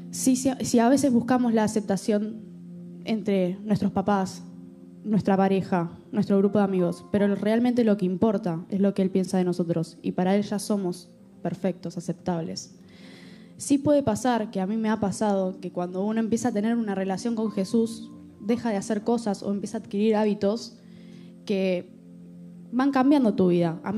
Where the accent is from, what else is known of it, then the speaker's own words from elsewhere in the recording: Argentina; yo vengo, yo soy argentina, por si no se dieron cuenta.